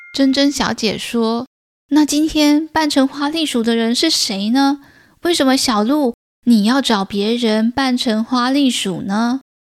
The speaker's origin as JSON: {"language": "Chinese", "region": "Taichung", "country": "Taiwan", "said": "身为台中人"}